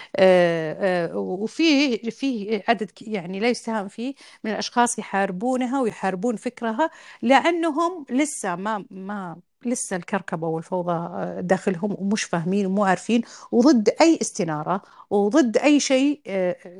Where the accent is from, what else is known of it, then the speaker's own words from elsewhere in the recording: Al-Qassim, Saudi Arabia; أنا من القصيم وأعرف إيش كانت البيئة في القصيم